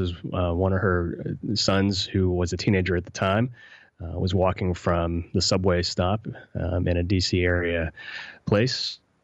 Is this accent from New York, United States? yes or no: no; West Virginia, United States; I grew up in West Virginia